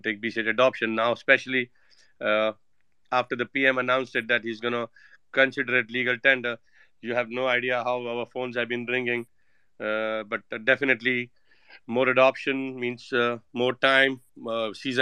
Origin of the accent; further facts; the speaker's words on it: India; moved away; also born or lived in United States / Saint Kitts and Nevis; I'm Indian